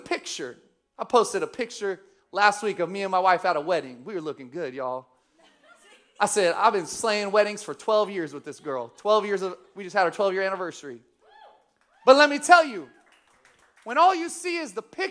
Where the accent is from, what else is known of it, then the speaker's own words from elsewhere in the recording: Sacramento, California, United States; also born or lived in Missouri; I grew up here in Sacramento. I actually grew up off of Calvine Road, Vintage Park.